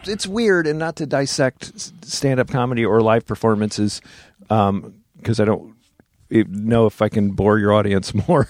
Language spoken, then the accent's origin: English; New Jersey, United States; my friend who I grew up with in Jersey